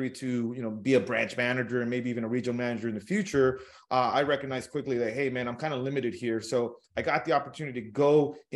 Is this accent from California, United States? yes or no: yes; California, United States; So I grew up in Southern California, uh, humble beginnings.